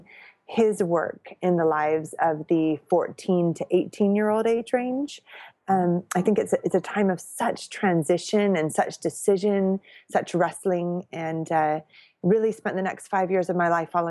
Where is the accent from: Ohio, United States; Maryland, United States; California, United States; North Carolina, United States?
California, United States; moved away as an adult; also born or lived in Orange County, California; now in United Kingdom; I'm originally from California